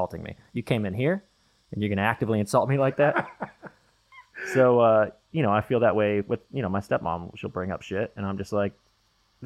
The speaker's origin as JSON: {"language": "English", "town": "Midland", "region": "Texas", "country": "United States", "tie": "born or raised there", "said": "Midland, Texas."}